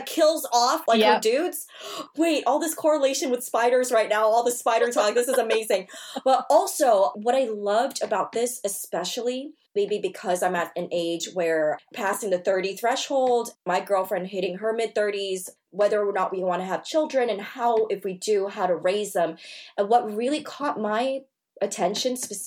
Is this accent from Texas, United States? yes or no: no; Great Neck, New York, United States; I also was raised in a Jewish town, Great Neck